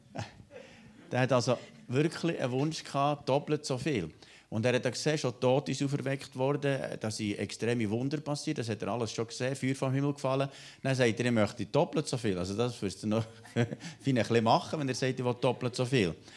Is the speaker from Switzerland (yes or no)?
yes; Switzerland; bei uns in der Schweiz